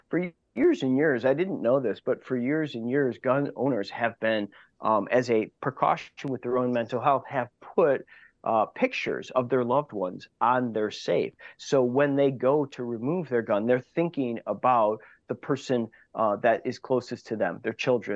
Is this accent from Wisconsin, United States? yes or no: yes; Wauwatosa, Wisconsin, United States; I grew up in Wauwatosa